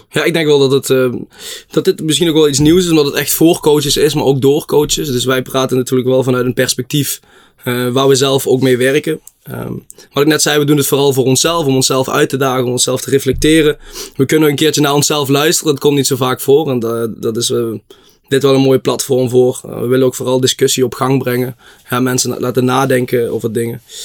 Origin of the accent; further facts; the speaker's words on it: Blitterswijk, Limburg, Netherlands; ik kom uit Blitterswijk, het mooiste dorpje van de gemeente Venray